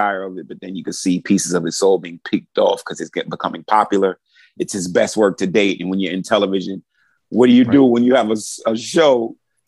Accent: New York City, New York, United States; I grew up in Brooklyn, New York.

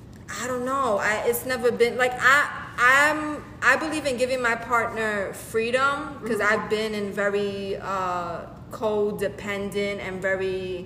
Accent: New York, United States; accent: New York; Oh my God, my New York accent.

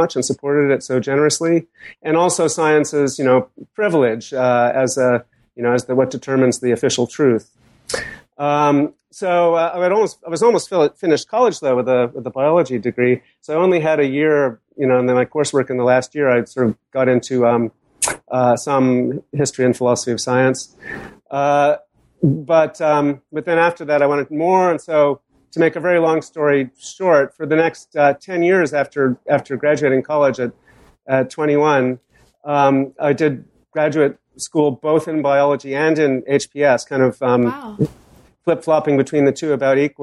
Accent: Boston, Massachusetts, United States; I grew up in Boston, surrounded by famous scientists

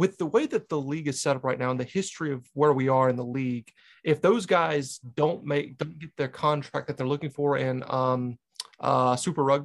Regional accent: North Carolina, United States; now in New Hampshire, United States; When I grew up in North Carolina, it's pretty in the Blue Ridge Mountains

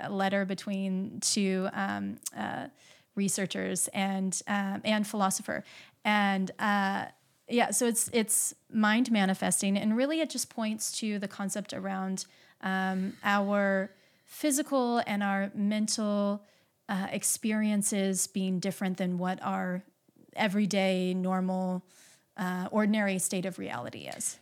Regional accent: Midwest, United States; I grew up in the Midwest

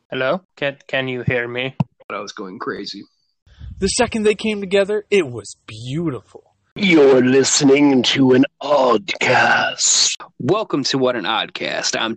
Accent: United States; So, as you can tell, uh, we're from America, obviously.

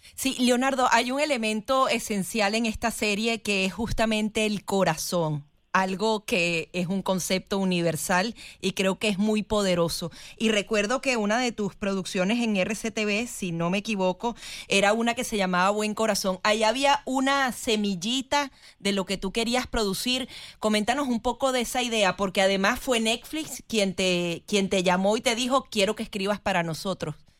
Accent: Venezuela; los venezolanos tenemos esa nostalgia

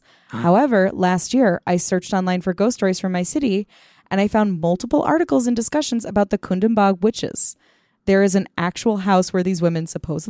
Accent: India; born or raised there

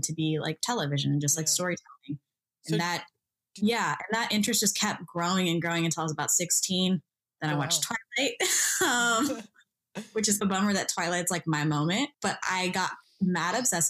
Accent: Kansas, United States; now in Los Angeles, United States; So I was born and raised in Kansas. I'm a first-generation Ethiopian-American

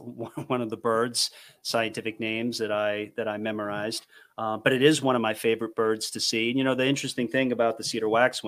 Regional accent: East Coast, United States; But I mean, I'm from the East Coast. My bias is East Coast.

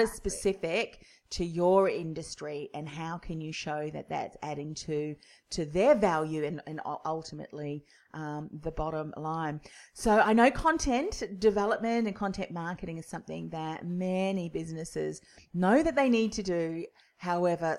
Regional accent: New Zealand; now in Melbourne, Australia; I'm originally from New Zealand

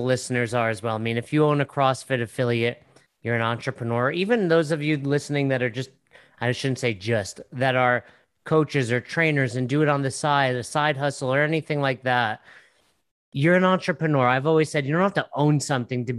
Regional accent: Northeast, United States; I'm from the Northeast

